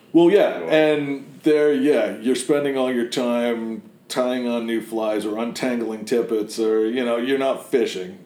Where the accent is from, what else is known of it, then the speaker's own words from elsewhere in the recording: Connecticut, United States; moved away as an adult; also born or lived in Maine; now in Biddeford, United States; I grew up in Connecticut